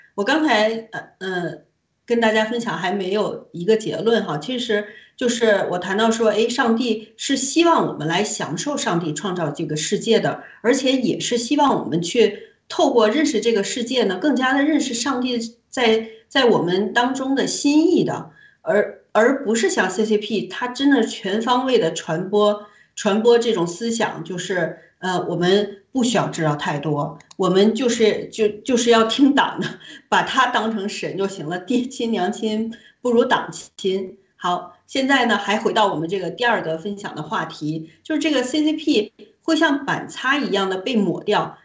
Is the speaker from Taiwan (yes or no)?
no; China; moved away; 我们都是从大陆，呃，出来的人，也在大陆生活的时间不短